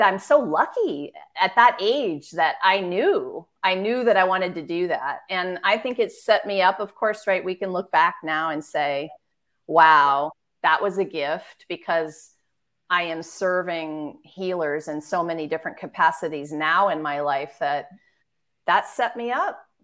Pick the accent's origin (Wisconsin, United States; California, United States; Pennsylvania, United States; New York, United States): California, United States; Marin County; moved away as an adult; also born or lived in San Francisco, California / Washington, D.C. / East Coast; San Francisco, California, and I grew up in Marin County. So born in the city, but we grew up in Marin